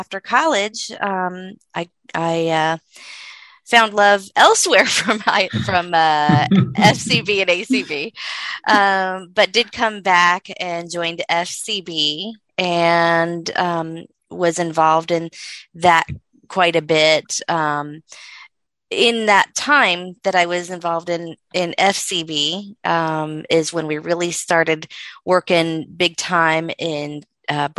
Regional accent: Florida, United States; moved away; I'm originally from Florida, and I was in school in Florida

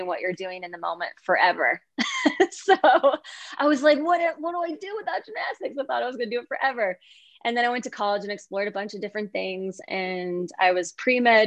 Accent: about 45 minutes north of Chicago, Illinois, United States; moved away as an adult; now in Ashland, United States; I grew up about 45 minutes north of Chicago. So in this little village called Mattawa, where there are more deer than people. And that's where I originally grew up. And I just moved out here a couple of years ago

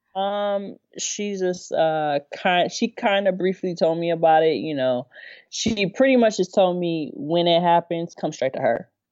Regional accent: Inland Empire, Southern California, United States; born or raised there

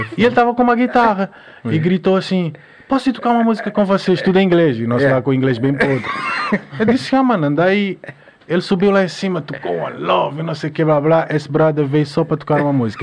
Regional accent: Mindelo, São Vicente, Cape Verde; now in Portugal; Em Cabo Verde, pronto, desde criança és acostumado a ouvir reggae

